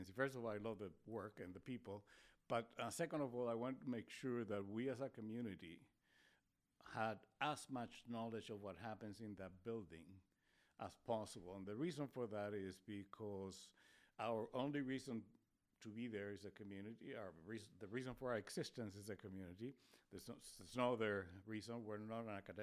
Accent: Spain; English is a second language; now in Spokane, United States; I was born in Spain, so it's my second language. Technically, it was my fourth language.

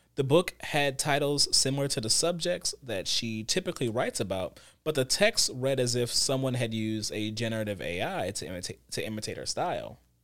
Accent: United States; speaking as an American

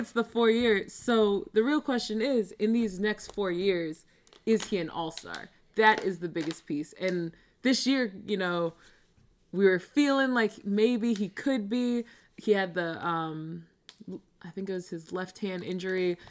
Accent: Baldwin, New York, United States; I grew up on Long Island.

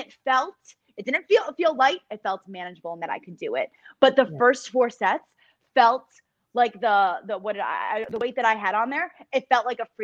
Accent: New York, United States; I'm from New York

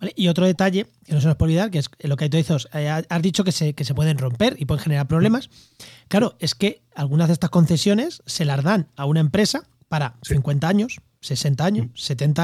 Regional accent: Albacete, Castilla-La Mancha, Spain; moved away; also born or lived in Jaén; en Albacete, en mi tierra

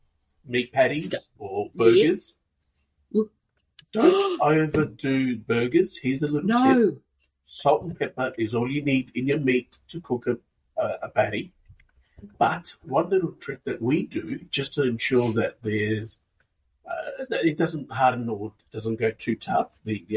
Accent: Adelaide, South Australia, Australia; I'm from Adelaide.

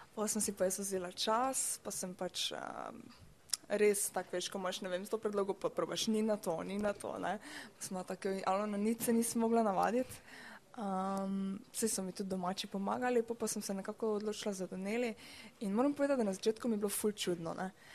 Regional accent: Styria, Slovenia; prihajam iz Slovenije, da sem Štajerka.

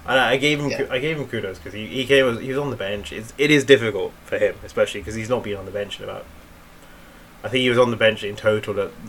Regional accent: India; I am Indian. And I've seen the level of ball knowledge when I go there.

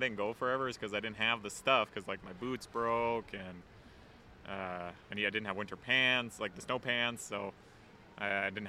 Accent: North Vancouver, British Columbia, Canada; If you're from North Van, you grew up on one of these mountains. Like, I grew up on Grouse.

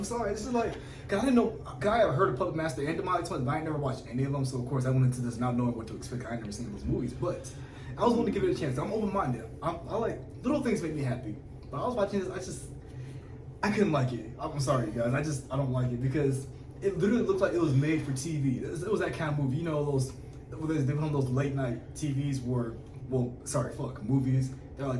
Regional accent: Texas, United States; I'm a military brat. I'm from Texas.

